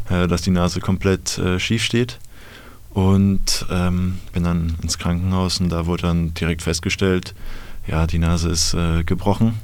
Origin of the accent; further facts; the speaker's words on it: Bad Homburg, Hesse, Germany; ich komme aus der Nähe von Frankfurt, aus Bad Homburg